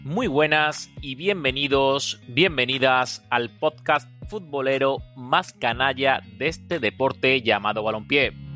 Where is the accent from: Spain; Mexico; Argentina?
Spain; Seville, Andalusia; now in Canada; soy un sevillano perdido en Canadá